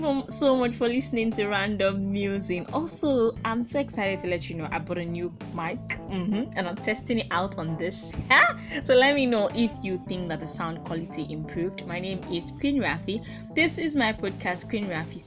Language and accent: English; Nigeria; I'm Nigerian